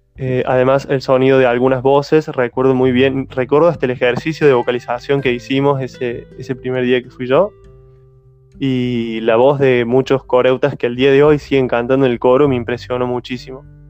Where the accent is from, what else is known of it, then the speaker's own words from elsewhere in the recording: Montecristo, Córdoba, Argentina; de Córdoba Capital, que se llama Montecristo, y es el lugar donde yo nací y viví siempre